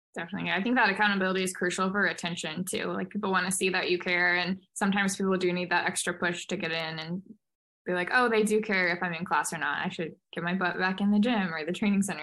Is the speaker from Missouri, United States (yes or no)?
yes; St. Louis, Missouri, United States; I'm from St. Louis, Missouri